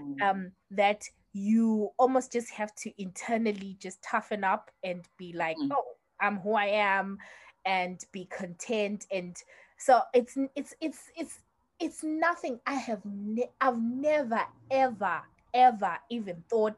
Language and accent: English; Zimbabwe; moved away; we grew up in Zim